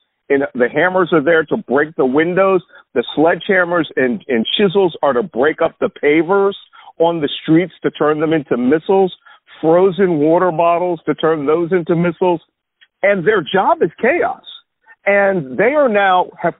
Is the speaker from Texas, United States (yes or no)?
no; Philadelphia, Pennsylvania, United States; I grew up in West Philly